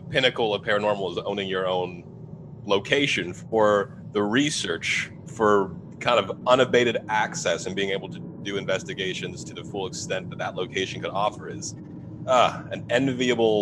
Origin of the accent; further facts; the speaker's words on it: Southern Ohio, United States; I grew up in Southern Ohio, 40 minutes from the border with Kentucky